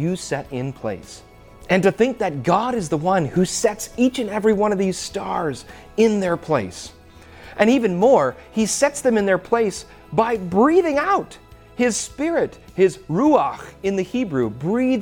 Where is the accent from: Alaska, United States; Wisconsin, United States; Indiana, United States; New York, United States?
Wisconsin, United States; Oostburg; growing up in Oostburg Christian School